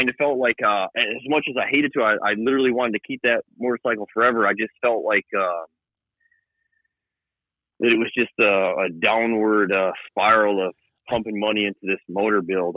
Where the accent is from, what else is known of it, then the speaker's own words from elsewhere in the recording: Johnstown, New York, United States; moved away as an adult; I grew up in upstate New York, kind of 40 minutes northwest of Albany